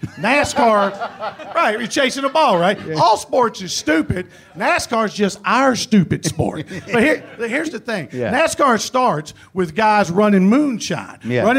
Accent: Danville, Virginia, United States; moved away as an adult; also born or lived in Ohio; I grew up in Danville, Virginia, which is right on just north of Chapel Hill. Grew up in a small town, you know, and I went to college in Ohio. I didn't know I was a hillbilly.

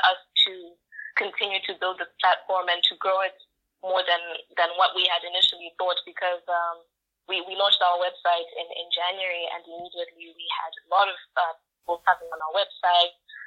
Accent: Zimbabwe; moved away as an adult; now in Luxembourg; I come from Zimbabwe

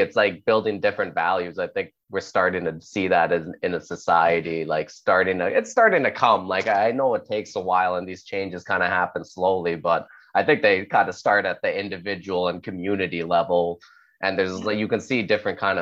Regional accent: Canada; I'm Canadian too

